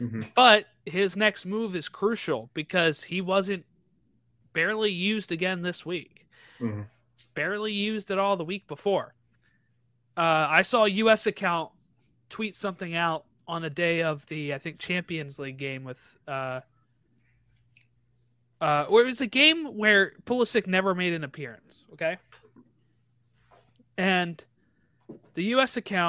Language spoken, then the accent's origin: English; Illinois, United States; I can get Chicago because I'm from Illinois.